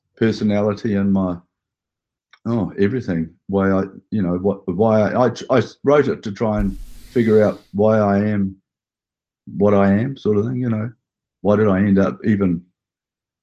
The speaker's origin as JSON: {"language": "English", "town": "Hastings", "region": "Hawke's Bay", "country": "New Zealand", "tie": "born or raised there", "moved": "yes", "lives_now": "Auckland, New Zealand", "said": "I come from Hastings"}